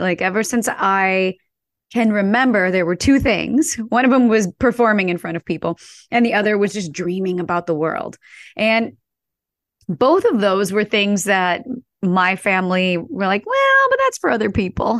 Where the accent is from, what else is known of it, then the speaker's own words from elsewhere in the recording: St. Louis, Missouri, United States; I grew up in Saint Louis, in a suburb of Saint Louis, a small suburb